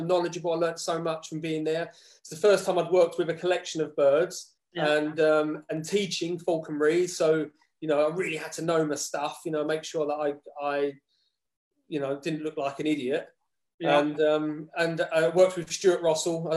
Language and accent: English; Dagenham, London, United Kingdom; moved away as an adult; now in Algodonales, Spain; I grew up in Dagenham.